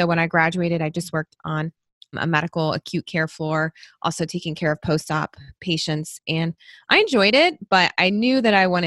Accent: Tennessee, United States; moved away as an adult; also born or lived in Louisville, Kentucky / Michigan; now in Kentucky, United States; I moved to Tennessee when I was a baby, and that's where I grew up

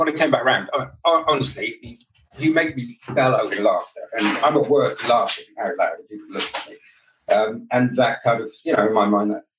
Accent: United Kingdom; From the UK.

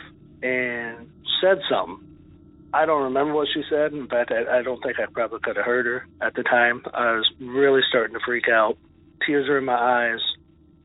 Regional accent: Tucson, Arizona, United States; now in Cross Plains, United States; I was born and raised in Tucson, Arizona

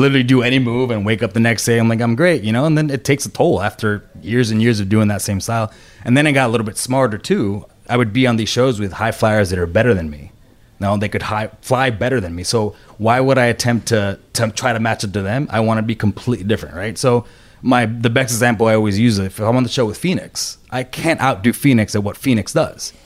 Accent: Puerto Rico; I was born and raised in Puerto Rico

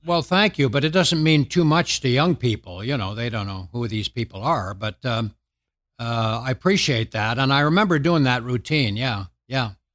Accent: Canada; moved away as an adult; now in United States; I'm a Canadian

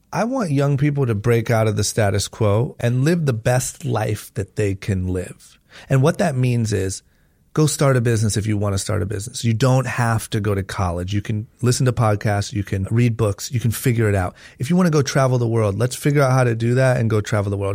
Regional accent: Akron, Ohio, United States; I was born and raised in Akron, Ohio

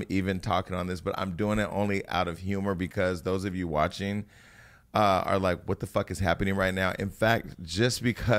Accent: West Coast, United States; I'm from the West Coast where we don't take the train.

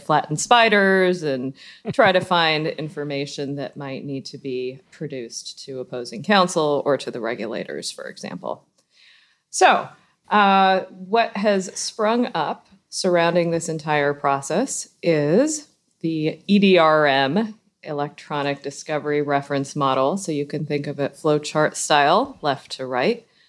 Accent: Southern California, United States; moved away as an adult; also born or lived in Miami; now in Boston, United States; born and raised in Southern California and then living in Miami for seventeen years.

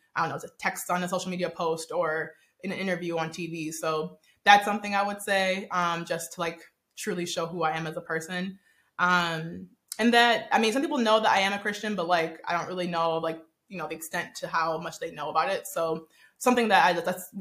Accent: Nigeria; I'm actually Nigerian

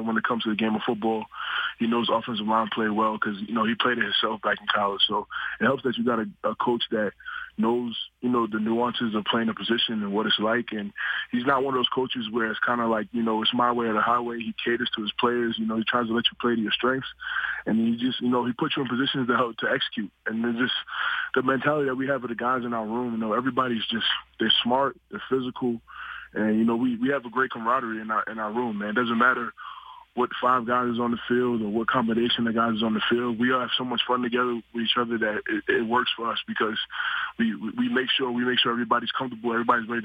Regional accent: New York, United States; growing up in New York, we don't have a lot of football fields

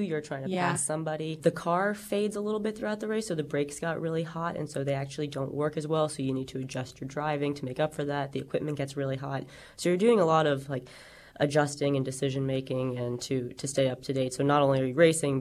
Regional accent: New York, United States; as a New Yorker

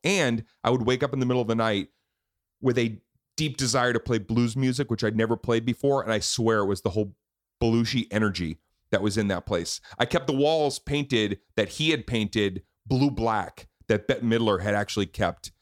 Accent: Boston, Massachusetts, United States; moved away; We filmed it in Boston. I got to produce it in my hometown

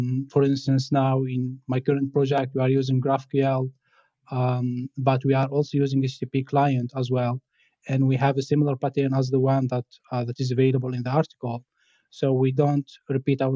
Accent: Tunisia; now in France; I'm from Tunisia. I'm working as a software engineer at Hilti Group in France.

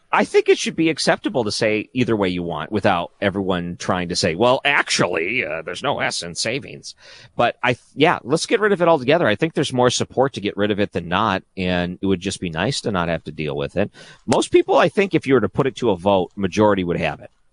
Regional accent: Detroit, Michigan, United States; when I grew up in Detroit, we had the CBC

